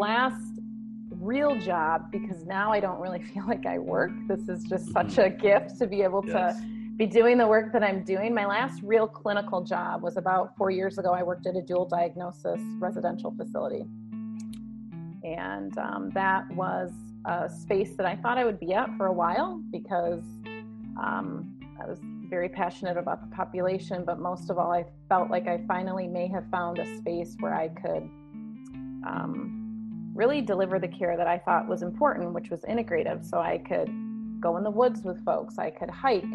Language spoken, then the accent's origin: English; west side of Michigan, United States; So I'm from Michigan, born and raised in the west side of Michigan, close to Lake Michigan